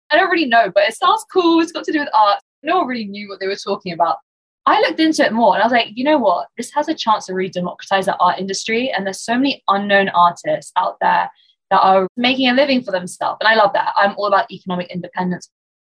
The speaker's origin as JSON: {"language": "English", "region": "London", "country": "United Kingdom", "tie": "born or raised there", "said": "I'm born and raised in London, UK. I'm Iranian, but born here and lived here, went to school here, university, and haven't ventured much further away."}